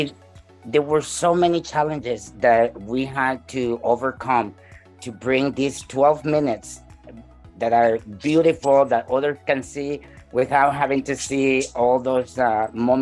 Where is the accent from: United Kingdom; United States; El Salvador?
El Salvador; now in Canada; I am from El Salvador myself